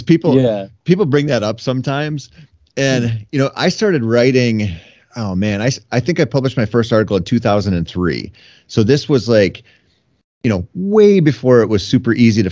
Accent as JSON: {"language": "English", "region": "Minnesota", "country": "United States", "said": "I'm from Minnesota."}